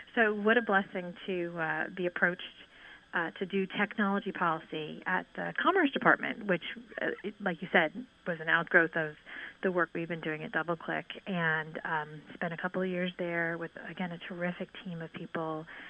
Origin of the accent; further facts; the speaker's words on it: Northern Ireland, United Kingdom; moved away; also born or lived in New York; my experience having been born in Northern Ireland